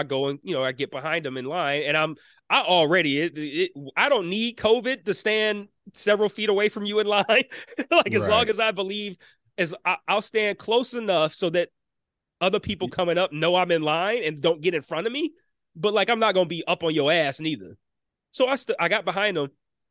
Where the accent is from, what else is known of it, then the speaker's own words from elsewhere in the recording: Detroit, Michigan, United States; being born and raised in Detroit